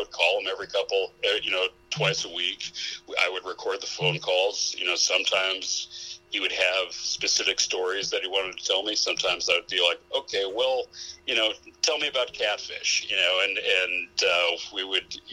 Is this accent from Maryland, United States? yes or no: no; Ann Arbor, Michigan, United States; I grew up in Ann Arbor, Michigan. Okay. That's where I spent my childhood.